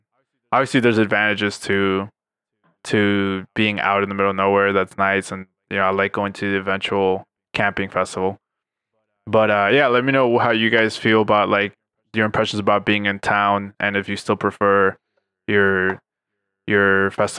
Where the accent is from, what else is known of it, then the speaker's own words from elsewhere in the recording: Miami, Florida, United States; moved away; And growing up in Miami